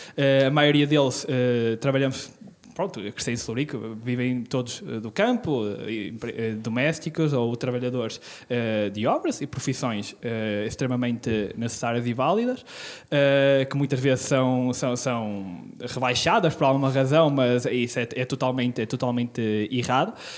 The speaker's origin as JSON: {"language": "Portuguese", "town": "Celorico de Basto", "region": "North", "country": "Portugal", "tie": "born or raised there", "moved": "yes", "lives_now": "Braga, Portugal", "said": "Sou natural do Solarico de Basto"}